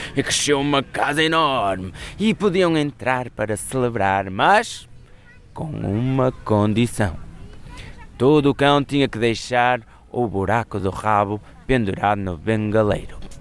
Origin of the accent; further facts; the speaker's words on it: Porto, Norte, Portugal; sou contador de histórias e sou do Porto